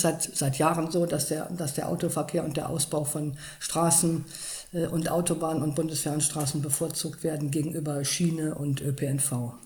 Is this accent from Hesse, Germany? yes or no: no; Cologne, North Rhine-Westphalia, Germany; ich komme ja aus Köln